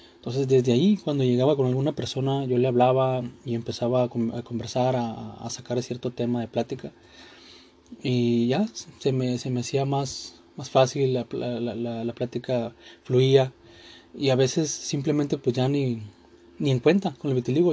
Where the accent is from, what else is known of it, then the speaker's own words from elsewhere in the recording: Mexico; Este día se festeja a los Reyes Magos en mi país, a México.